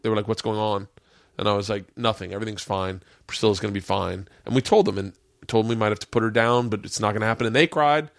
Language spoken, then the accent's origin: English; Florida, United States; I grew up in Florida